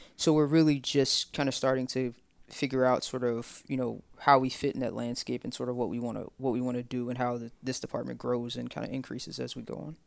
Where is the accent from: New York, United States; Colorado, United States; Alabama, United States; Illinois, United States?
Alabama, United States; Tuscaloosa; I'm from Tuscaloosa